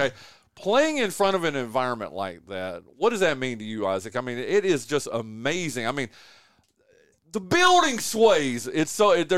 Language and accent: English; Wilkes County, North Carolina, United States; I grew up in that neck of the woods. I grew up in Wilkes County